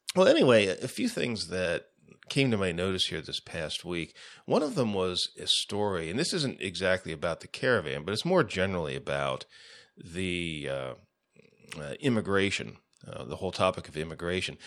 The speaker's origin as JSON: {"language": "English", "country": "United States", "said": "as an American"}